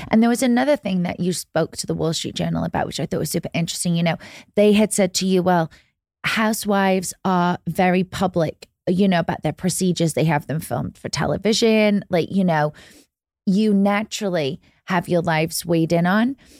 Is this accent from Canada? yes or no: no; England, United Kingdom; moved away; I grew up in England